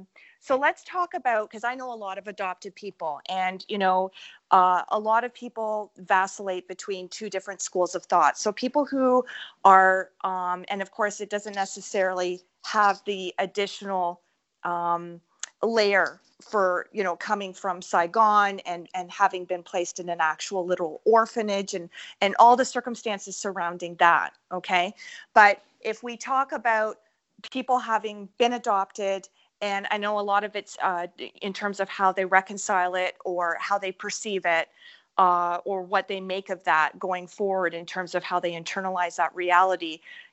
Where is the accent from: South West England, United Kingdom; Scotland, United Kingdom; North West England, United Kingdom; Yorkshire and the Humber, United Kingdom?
Scotland, United Kingdom; I'm Scottish too.